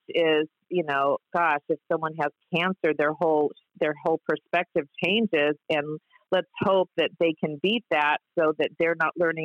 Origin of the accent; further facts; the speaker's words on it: Orange County, California, United States; I grew up in Orange County, I had a house in Laguna Niguel